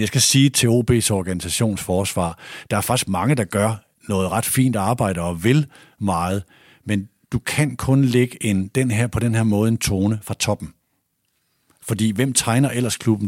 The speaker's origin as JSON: {"language": "Danish", "town": "Aalborg", "region": "North Denmark Region", "country": "Denmark", "tie": "born or raised there", "also_born_or_lived": "Odense", "moved": "as an adult", "said": "jeg er vokset op i Aalborg"}